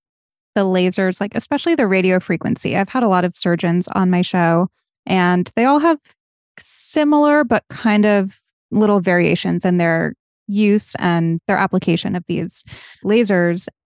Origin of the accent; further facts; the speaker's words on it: New England, United States; I'm from New England, where in the early 2000s, it was trendy to be as tan as humanly possible.